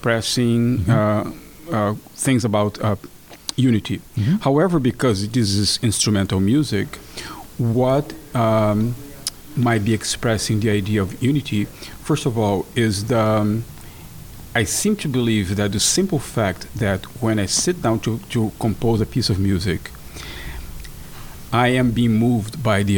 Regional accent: Brazil; moved away; my home country, Brazil.

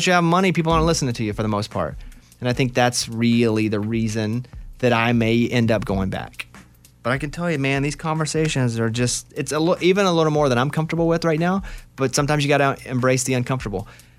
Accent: Arkansas, United States; Now, I grew up in Arkansas. Spent all my life there. I'm proud of it.

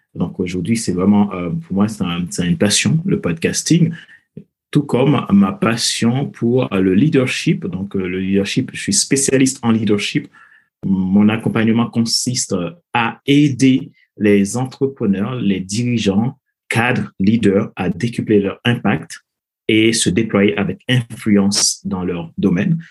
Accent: Haiti; moved away as an adult; je suis originaire de Haïti, donc j'ai grandi dans un pays

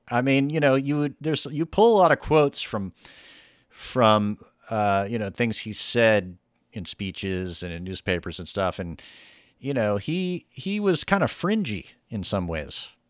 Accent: the South, United States; my whole life I grew up in the South

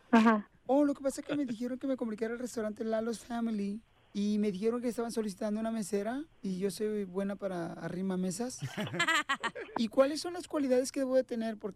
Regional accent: Mexico City, Mexico; y soy de la Ciudad de México.

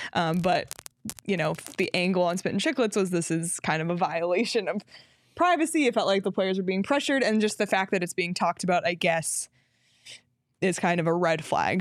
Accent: Toronto, Ontario, Canada; moved away; growing up in Toronto

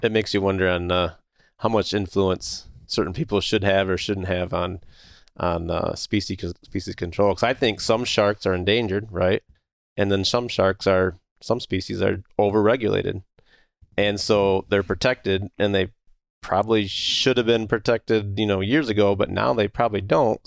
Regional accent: Michigan, United States; I'm from Michigan

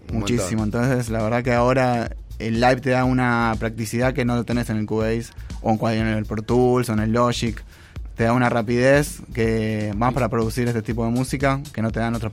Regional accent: Villa Ballester, Buenos Aires Province, Argentina; born there; no, yo en realidad nací en San Martín.

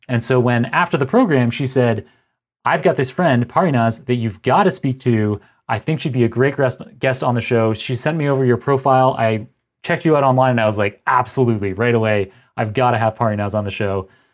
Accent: Toronto, Ontario, Canada; So I was born and raised in Toronto

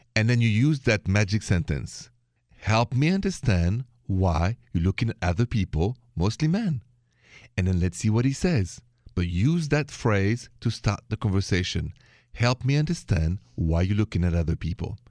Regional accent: France; accent: French; My accent is French.

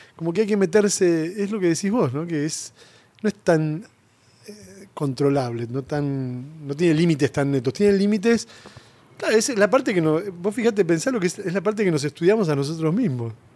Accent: Castelar, Buenos Aires Province, Argentina; also born or lived in Mataderos, Buenos Aires; crecí en Castelar

